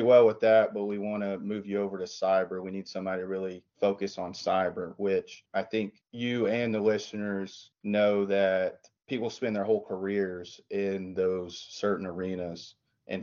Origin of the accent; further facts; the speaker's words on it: East Tennessee, United States; moved away as an adult; also born or lived in Washington, D.C.; I was born and raised in East Tennessee